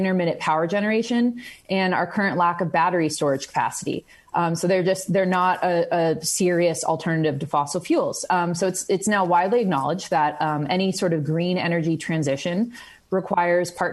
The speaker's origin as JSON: {"language": "English", "region": "California", "country": "United States", "tie": "born or raised there", "moved": "yes", "lives_now": "Montana, United States", "said": "in my home state of California"}